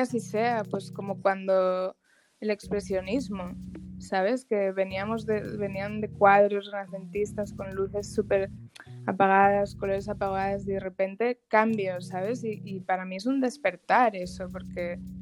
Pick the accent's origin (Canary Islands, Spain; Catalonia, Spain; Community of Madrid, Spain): Catalonia, Spain; Barcelona; moved away as an adult; now in Dominican Republic; yo soy de Barcelona